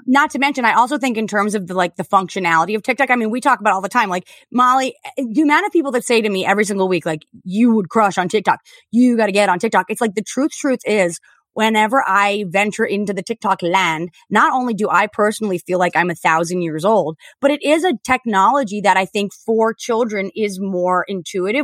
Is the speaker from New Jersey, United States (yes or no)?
yes; New Jersey, United States; I'm from New Jersey. I'm not from Staten Island